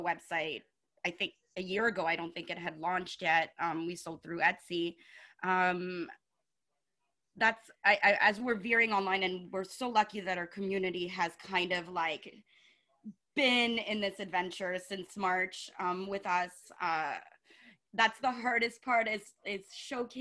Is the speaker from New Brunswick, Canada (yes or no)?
no; Montreal, Quebec, Canada; I'm from Montreal. I grew up here.